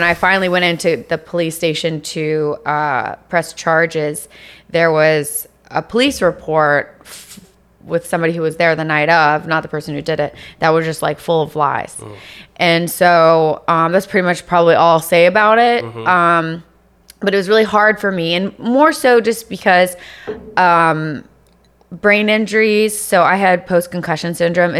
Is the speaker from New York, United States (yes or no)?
no; Virginia, United States; moved away as an adult; also born or lived in Los Angeles; now in Miami, United States; I'm from Virginia